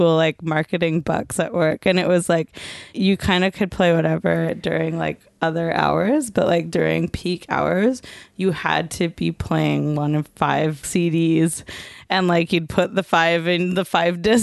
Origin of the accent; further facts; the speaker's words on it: Coquitlam, British Columbia, Canada; Juno's got a lot of scenes from my hometown and the mall.